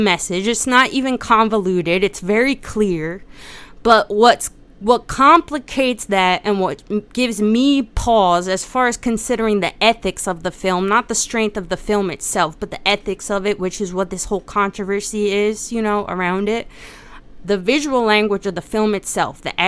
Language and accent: English; United States; especially as an American